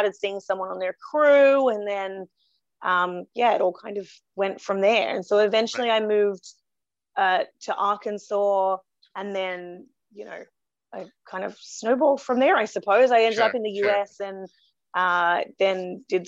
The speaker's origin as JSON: {"language": "English", "country": "Australia", "tie": "born or raised there"}